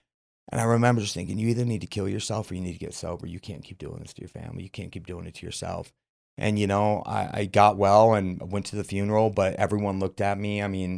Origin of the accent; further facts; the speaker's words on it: Murray, Utah, United States; I'm from Central, Murray, Utah.